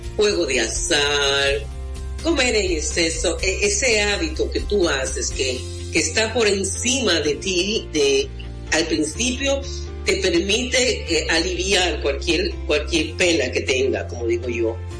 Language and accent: Spanish; Mao, Valverde, Dominican Republic; mi pueblo, en Valverde Mam